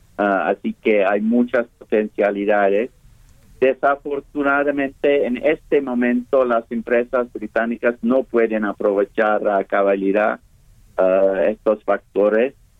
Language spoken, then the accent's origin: Spanish; United Kingdom; now in Mexico; Reino Unido salimos de la Unión Europea